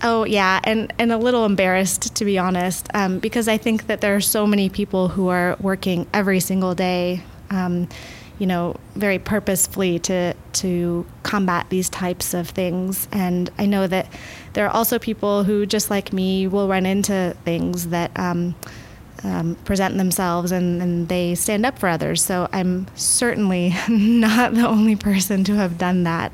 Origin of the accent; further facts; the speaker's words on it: Midwest, United States; now in Oregon, United States; I'm from the Midwest